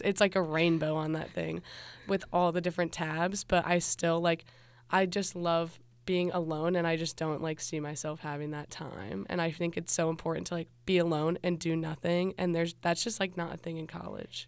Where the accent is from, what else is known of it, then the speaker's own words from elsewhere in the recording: Loveland, Ohio, United States; I'm from Cincinnati, Ohio, more specifically, the little town of Loveland